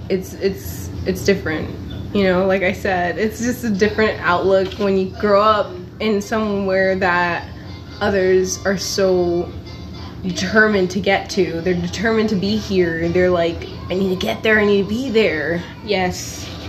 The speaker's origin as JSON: {"language": "English", "town": "Los Angeles", "region": "California", "country": "United States", "tie": "born or raised there", "also_born_or_lived": "Panorama City, California", "said": "I grew up in those two cities of Echo Park and Granada Hills"}